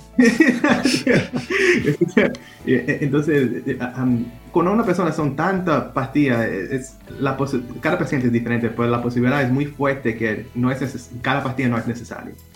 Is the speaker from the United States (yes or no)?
yes; Providence, Rhode Island, United States; Spanish is a second language; yo nací um, aquí en Providence. Um, me he criado aquí en, Providence, en Hanover Street.